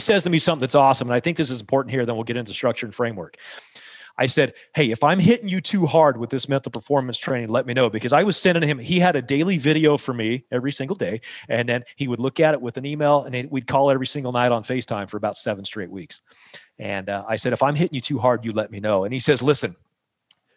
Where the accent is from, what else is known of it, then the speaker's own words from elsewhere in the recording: St. George, Utah, United States; in St. George here in my hometown